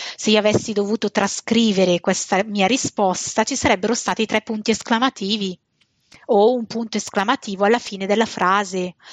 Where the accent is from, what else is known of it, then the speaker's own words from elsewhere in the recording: Bergamo, Lombardy, Italy; e noi bergamaschi condiamo effettivamente le frasi con questo pota